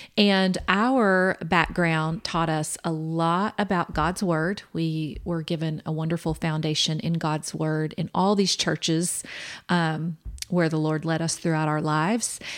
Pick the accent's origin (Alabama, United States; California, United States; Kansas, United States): Kansas, United States; Kansas City; now in Permian Basin, United States; we are originally from Kansas City, Kansas